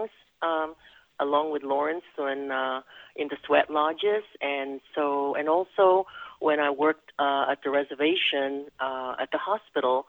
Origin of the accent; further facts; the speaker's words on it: Quezon City, Metro Manila, Philippines; first language Tagalog; English is a second language; moved away as an adult; also born or lived in Spain; now in United States; I was born in Quezon City, Philippines